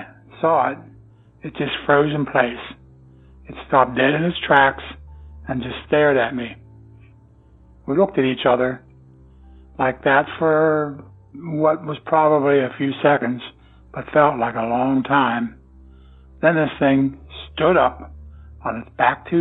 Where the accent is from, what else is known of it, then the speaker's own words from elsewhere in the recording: Pennsylvania, United States; I am from Pennsylvania.